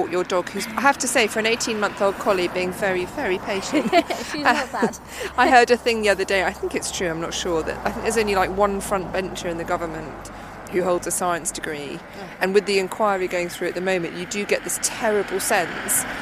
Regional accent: Derby, East Midlands, United Kingdom; moved away as an adult; also born or lived in Southampton; now in Newmarket, United Kingdom; I'm from Derby.

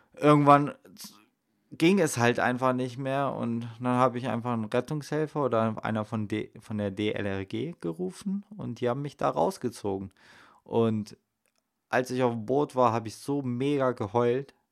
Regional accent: Salzgitter, Lower Saxony, Germany; moved away; im Salzgittersee in meiner Heimat

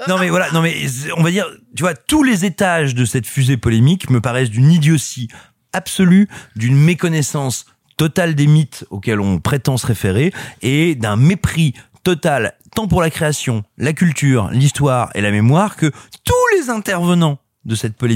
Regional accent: Clermont-Ferrand, Auvergne-Rhône-Alpes, France; je suis natif de Clermont-Ferrand, Clermont-la-Belle, Clermont-la-Grise, Clermont-la-Volcanique.

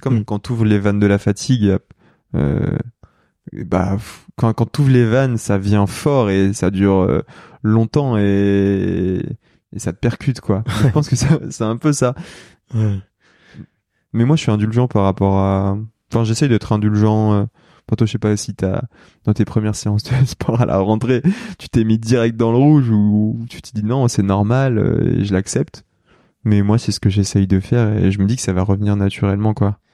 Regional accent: Lyon, Auvergne-Rhône-Alpes, France; moved away as an adult; also born or lived in Saint-Étienne / Paris; now in Combloux, France; moi je suis lyonnais de naissance, enfin j'ai grandi entre Lyon et Saint-Étienne globalement parce que toute ma famille est de saint mais je suis né à Lyon

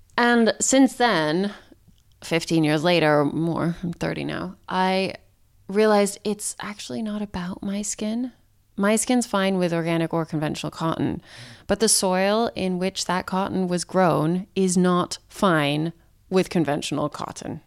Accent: Santa Fe, New Mexico, United States; I grew up in Santa Fe, New Mexico

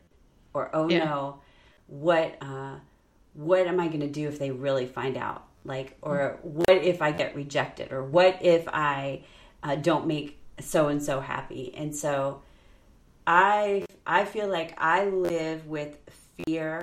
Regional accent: New York, United States; also born or lived in Illinois; when we moved from Illinois to New York when I was in fourth grade going to fifth grade

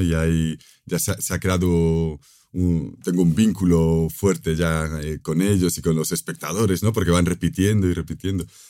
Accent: Galicia, Spain; mi tierra natal, en, Galicia

